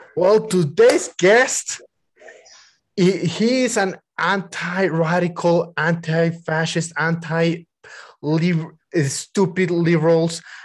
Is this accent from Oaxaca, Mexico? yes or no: no; Mexico City, Mexico; I was born and raised on Mexico City